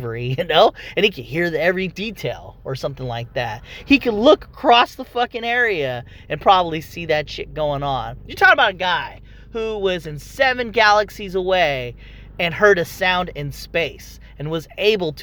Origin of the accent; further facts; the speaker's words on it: Philippines; me being Filipino